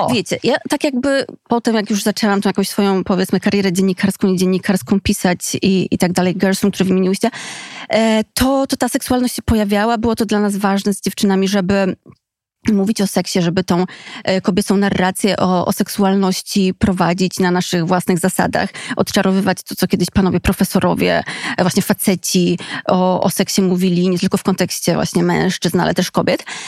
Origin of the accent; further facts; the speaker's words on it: Skarżysko-Kamienna, Świętokrzyskie Voivodeship, Poland; Skarżyska, czyli mojego rodzinnego miasta